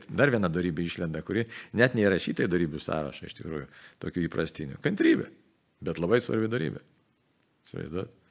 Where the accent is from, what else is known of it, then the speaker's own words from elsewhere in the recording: Lithuania; nes mes lietuviai jautrų žmonės esame iš tikrųjų